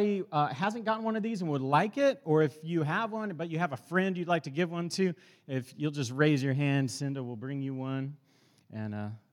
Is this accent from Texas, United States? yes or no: yes; Dallas, Texas, United States; I grew up in South Oak Cliff, which is inner city Dallas